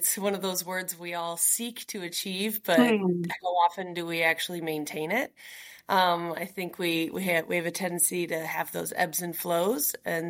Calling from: Nashville, Tennessee, United States; Yeah, I'm joining you from Nashville, Tennessee.

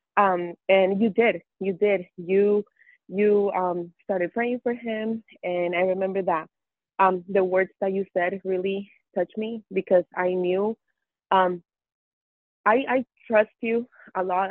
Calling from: Mesa, Arizona, United States; I'm calling you from Mesa, Arizona.

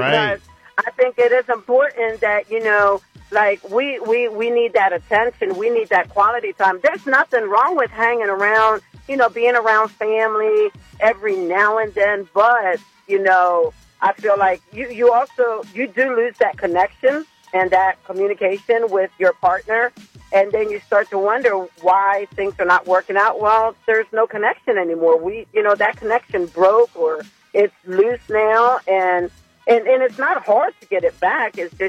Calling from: Dagsboro, Delaware, United States; I'm calling from Dagsboro.

